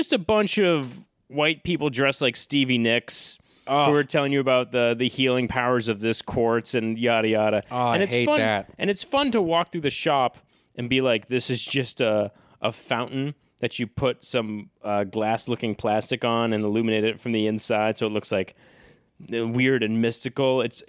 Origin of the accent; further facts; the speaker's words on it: Massachusetts, United States; I grew up in North Shore, Massachusetts, so I was right near